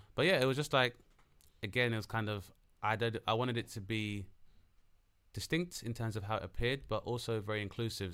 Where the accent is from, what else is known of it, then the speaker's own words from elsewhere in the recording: London, United Kingdom; being as a Londoner